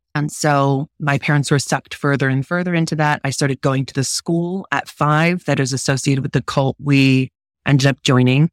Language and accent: English; United States; I'm American